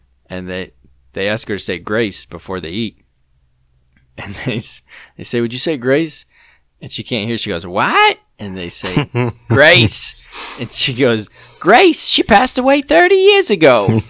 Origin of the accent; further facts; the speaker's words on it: United Kingdom; I'm white, bro. I'm British.